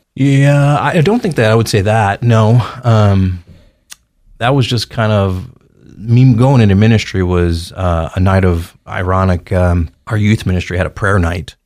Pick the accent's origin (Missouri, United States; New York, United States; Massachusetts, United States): Missouri, United States; St. Louis; now in Caldwell, United States; I grew up in Saint Louis, Missouri